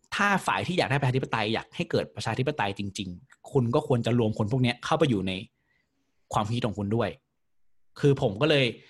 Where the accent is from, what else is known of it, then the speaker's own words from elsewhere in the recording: Prachuap Khiri Khan, Thailand; now in Bangkok, Thailand; บ้านผมอยู่ไกล ผมอยู่ประจวบ